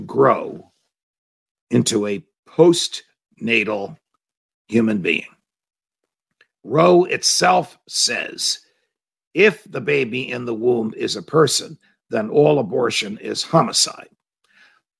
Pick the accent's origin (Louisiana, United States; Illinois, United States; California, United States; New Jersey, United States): New Jersey, United States; I was born in New Jersey. I was raised in New Jersey